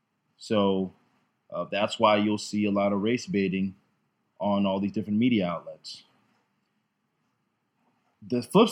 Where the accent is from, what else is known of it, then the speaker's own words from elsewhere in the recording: Tampa, Florida, United States; also born or lived in Jamaica; I've been living in Tampa essentially my whole life. I'm 26. I was born in Jamaica, however. I'm a Jamaican immigrant, came here when I was three.